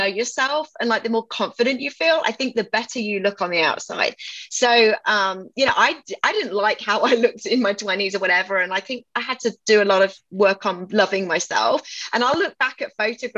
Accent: England, United Kingdom; accent: British; moved away as an adult; now in Austin, United States; I was 21 when I left England in 1998.

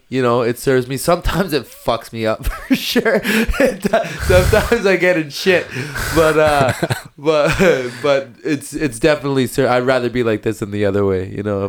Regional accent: Burns Lake, British Columbia, Canada; also born or lived in Victoria, British Columbia; I grew up in Burns Lake. I was born in Victoria.

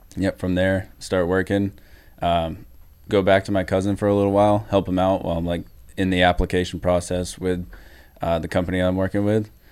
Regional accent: New Hampshire, United States; I'm from New Hampshire

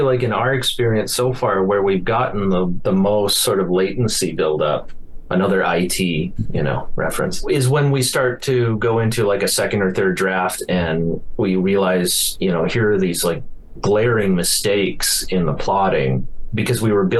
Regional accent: Billings, Montana, United States; This is, might be just more of a Billings, Montana experience, like growing up in Billings.

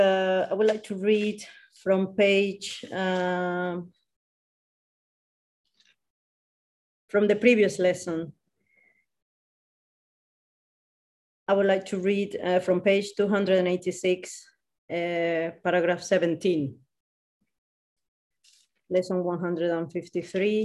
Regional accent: Colombia; English is a second language; now in Madrid, Spain; I was born in Colombia and now I'm living in Madrid.

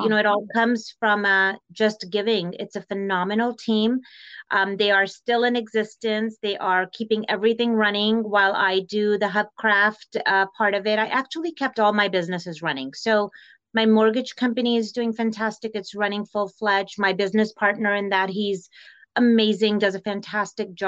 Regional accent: East Bay Area, California, United States; moved away as an adult; now in Arizona, United States; So my family migrated to US when I was just 8 years old. My dad brought over three daughters, his lovely bride, and I grew up in the Bay Area, East Bay Area in California.

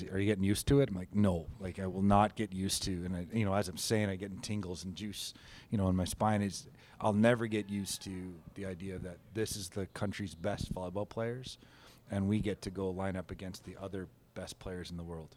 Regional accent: Canada; coaching Team Canada as a Canadian in my chosen profession

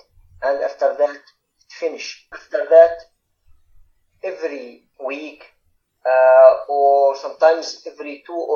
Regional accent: Raqqa, Raqqa Governorate, Syria; moved away as an adult; also born or lived in Turkey / Germany / Serbia; now in Romania; I was born in Raqqa City, 1992. Then I studied medicine in Al Farat University until 2013

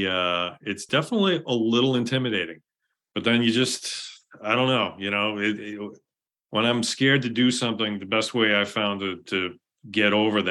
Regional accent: Boston, Massachusetts, United States; growing up in Boston, I grew up in Jamaica Plain.

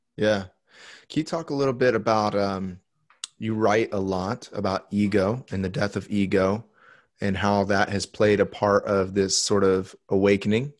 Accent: Indiana, United States; in the Midwest where I grew up in Indiana

